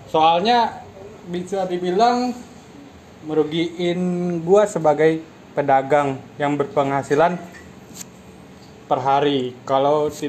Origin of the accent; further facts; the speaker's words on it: Padang, West Sumatra, Indonesia; now in Jakarta, Indonesia; asal gue dari Padang